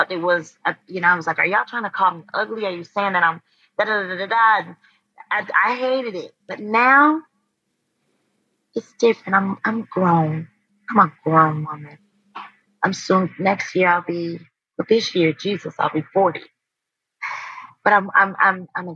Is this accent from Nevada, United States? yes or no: no; High Point, North Carolina, United States; I'm from High Point, North Carolina